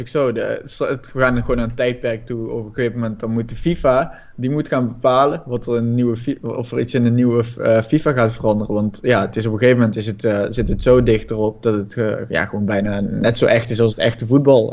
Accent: Budel, North Brabant, Netherlands; ik kom uit Budel

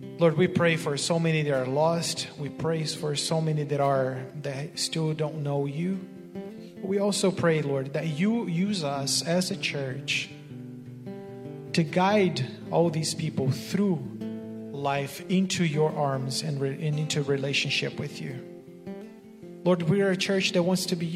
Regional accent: Brazil; moved away; I was born and raised in Brazil, which is in South America.

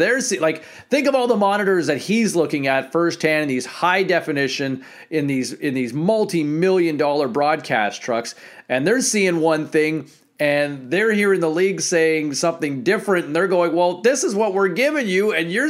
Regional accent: Ottawa, Ontario, Canada; I'm from Ottawa originally.

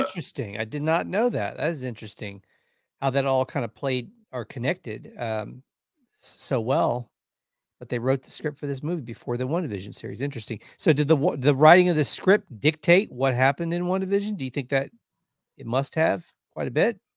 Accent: Texas, United States; we're from Texas

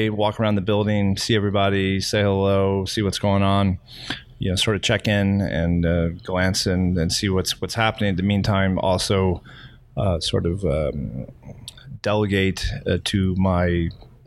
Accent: Texas, United States; now in Florida, United States; I'm from Texas

